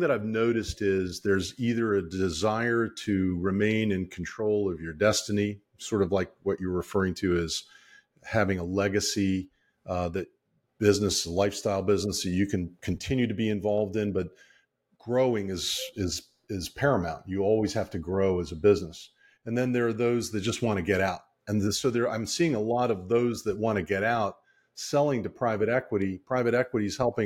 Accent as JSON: {"language": "English", "region": "Maryland", "country": "United States", "tie": "born or raised there", "said": "I grew up in Maryland"}